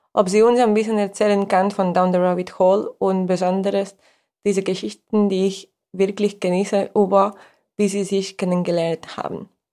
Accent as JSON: {"language": "German", "country": "Spain", "second_language": "German", "said": "als Spanierin"}